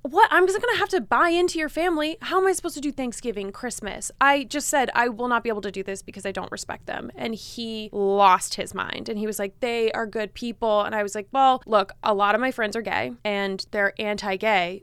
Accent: Los Angeles, California, United States; I'm also from L

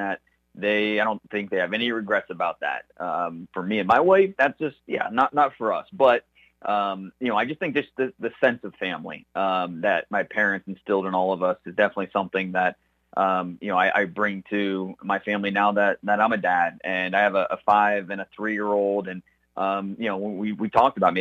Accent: Northeast Ohio, United States; Growing up in Northeast Ohio

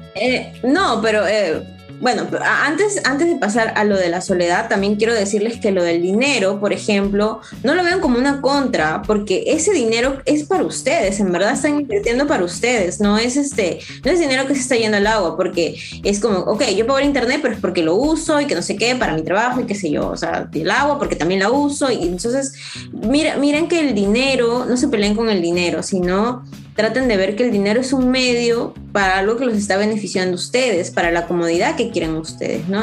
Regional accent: Peru; also born or lived in Israel; mi país

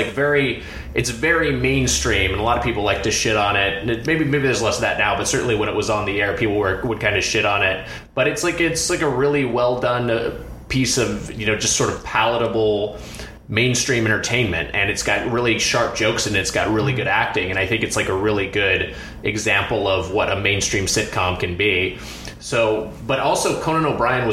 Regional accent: Lakewood, California, United States; now in Los Angeles, United States; I'm originally from Lakewood, California, which is a suburb right next to Long Beach

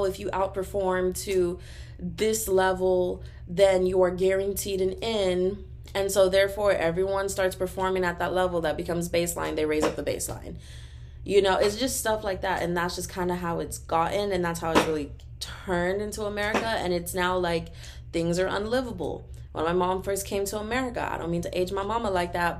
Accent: Texas, United States; I'm from Texas

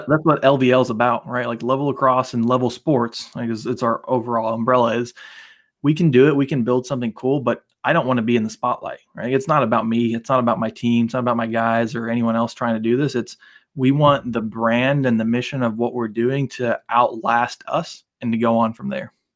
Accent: United States; also born or lived in Bosnia; growing up in the States

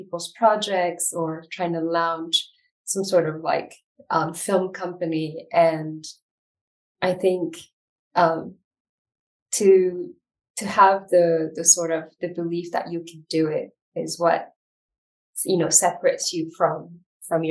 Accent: Ethiopia; moved away; also born or lived in Europe / United States; I'm originally from Ethiopia, and I lived between the Europe and the US for many years.

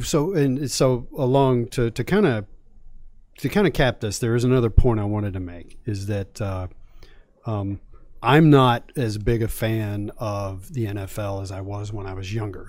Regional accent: Virginia, United States; I grew up in Virginia.

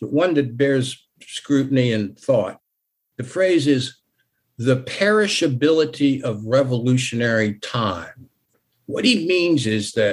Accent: Virginia, United States; moved away; I'm from Virginia originally

